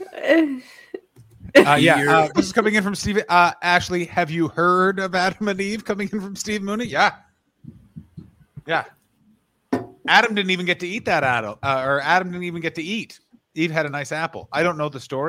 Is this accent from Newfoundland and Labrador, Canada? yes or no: no; Ontario, Canada; I grew up in Ontario in the 90s